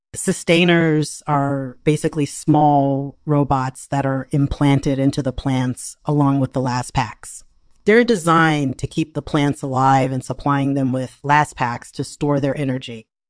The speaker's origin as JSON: {"language": "English", "region": "Massachusetts", "country": "United States", "moved": "yes", "lives_now": "Portland, United States", "said": "I'm originally from Massachusetts, and I currently live in Portland, Oregon"}